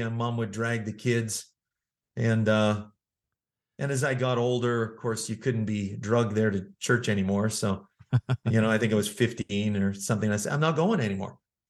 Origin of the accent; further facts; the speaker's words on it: Manitoba, Canada; Well, I'm originally from Canada. I grew up in the province of Manitoba